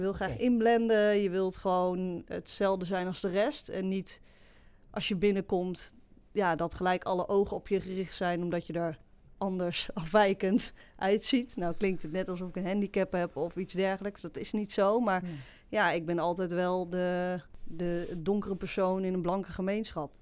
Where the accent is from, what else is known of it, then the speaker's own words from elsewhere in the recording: Varik, Gelderland, Netherlands; also born or lived in Sri Lanka; Ik ben geadopteerd. Hè, ik ben opgegroeid in de Betuwe, in Varik